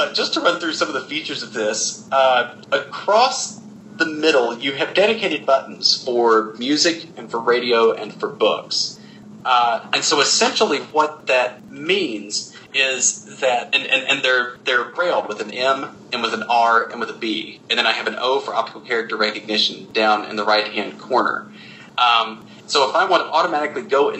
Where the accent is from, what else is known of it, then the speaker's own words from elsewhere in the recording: the South, United States; I grew up in the South